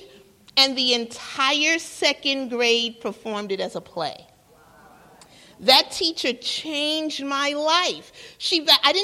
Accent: New York, United States; I'm from New York

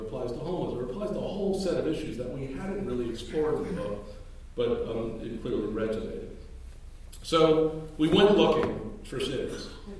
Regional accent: New York City, New York, United States; I grew up in Brooklyn, New York.

